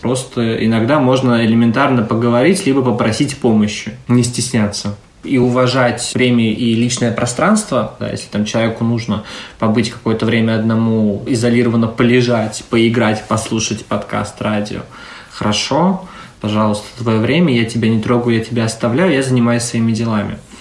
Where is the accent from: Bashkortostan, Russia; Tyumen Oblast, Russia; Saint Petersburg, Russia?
Saint Petersburg, Russia; moved away as an adult; now in Tallinn, Estonia; Я из Санкт-Петербурга, но летом прошлого года переехал в Таллин